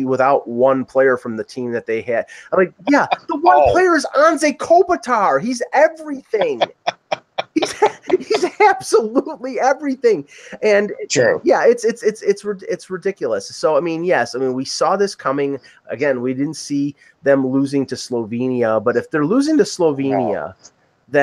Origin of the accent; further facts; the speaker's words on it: United States; I'm American